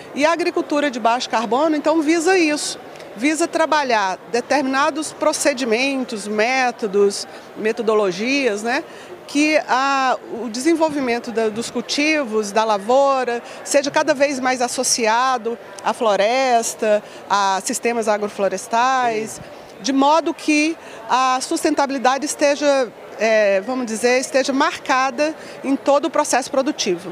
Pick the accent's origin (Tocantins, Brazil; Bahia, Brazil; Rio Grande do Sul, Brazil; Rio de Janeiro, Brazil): Tocantins, Brazil; also born or lived in Goiânia; now in Brasília, Brazil; Eu venho do Tocantins, na verdade. A minha uhum. família é do Tocantins. Então eu passei parte da minha juventude em Goiânia